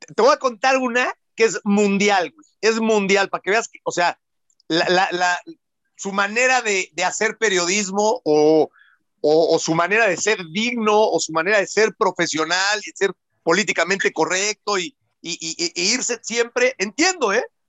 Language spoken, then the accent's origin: Spanish; Mexico